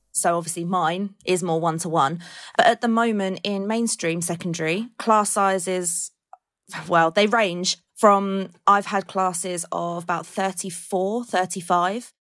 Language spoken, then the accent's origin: English; Colchester, East of England, United Kingdom; I'm from Colchester